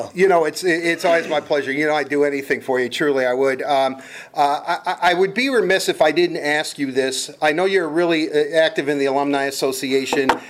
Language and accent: English; Detroit, Michigan, United States; I grew up in Detroit, lifelong Red Wing fan